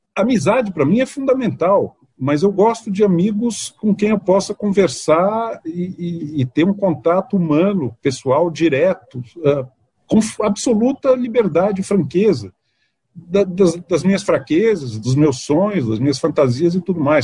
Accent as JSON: {"language": "Portuguese", "region": "Minas Gerais", "country": "Brazil", "said": "Eu sou mineiro, eu me sinto muito bem lá."}